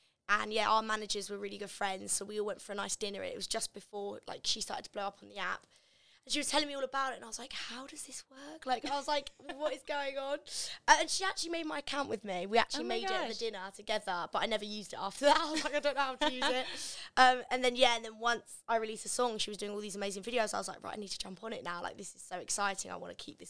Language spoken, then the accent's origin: English; Canterbury, South East England, United Kingdom; also born or lived in Gravesend, Kent; I'm originally from Gravesend in Kent, and then I moved up to Canterbury when I was about six, so I was like pretty much raised in Canterbury and Kent